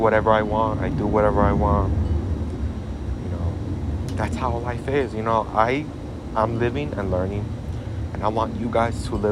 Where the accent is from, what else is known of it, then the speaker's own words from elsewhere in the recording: Chicago, Illinois, United States; Born and raised in Chicago